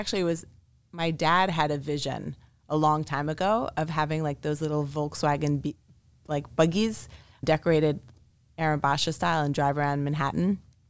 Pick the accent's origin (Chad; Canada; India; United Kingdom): Canada; Montreal, Quebec; also born or lived in Israel; So we moved a lot as a child. I was born in Israel and by the age of 3, moved to Montreal, Canada.